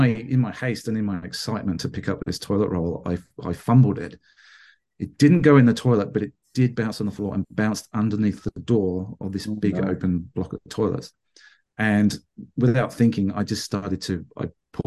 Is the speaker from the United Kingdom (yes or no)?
yes; England, United Kingdom; now in Bendigo, Australia; I grew up in England